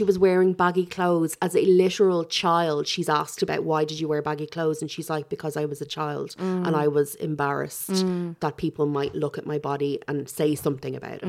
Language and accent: English; Ireland; part of our DNA now as Irish people